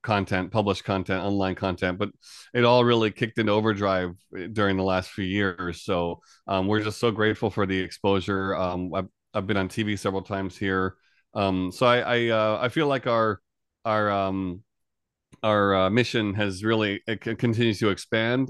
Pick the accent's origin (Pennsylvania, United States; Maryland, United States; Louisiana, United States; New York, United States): New York, United States; New York area, United States; moved away as an adult; now in Japan; I'm originally from New York area of the U S. I've been in Japan here for about a total of almost, coming up on twenty years